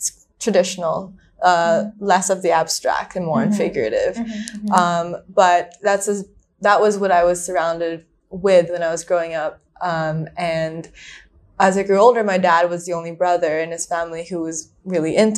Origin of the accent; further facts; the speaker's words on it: Manila, Metro Manila, Philippines; moved away as an adult; now in Hong Kong; So I'm from Manila. So I grew up in the Philippines, spent my whole life there